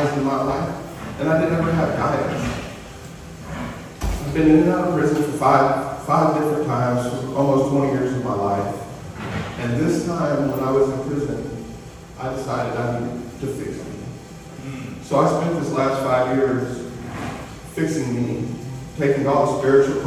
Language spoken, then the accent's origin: English; Houston, Texas, United States; moved away; I grew up in Houston